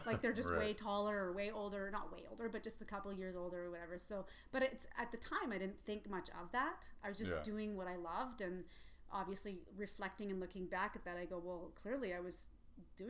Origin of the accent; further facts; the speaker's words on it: Red Deer, Alberta, Canada; I grew up in Red Deer.